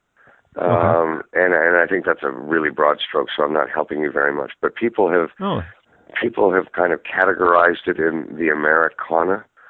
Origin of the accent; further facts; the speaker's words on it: Toronto, Ontario, Canada; I grew up in Toronto, Canada